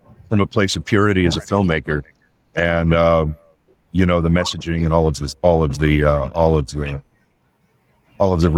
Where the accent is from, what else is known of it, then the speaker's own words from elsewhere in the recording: outside of Pittsburgh, Pennsylvania, United States; also born or lived in Los Angeles; now in Mount Sterling, United States; a little town I grew up in outside of Pittsburgh